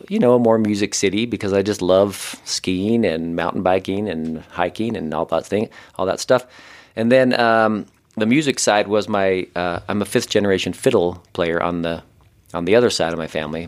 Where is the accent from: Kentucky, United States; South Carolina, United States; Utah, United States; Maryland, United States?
Utah, United States; Ogden; I grew up in Ogden, Utah, which is I don't know, kind of the more northern part of Utah